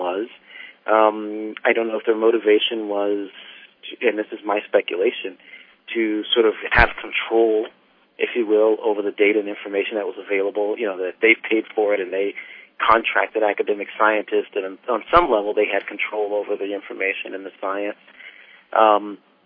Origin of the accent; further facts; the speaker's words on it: South Carolina, United States; moved away as an adult; also born or lived in Massachusetts; now in Berkeley, United States; I grew up in South Carolina